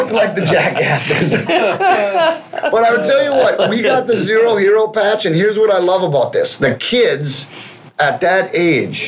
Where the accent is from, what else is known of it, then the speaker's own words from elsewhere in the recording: New Brighton, Minnesota, United States; I grew up in New Brighton. I was an Irondale kid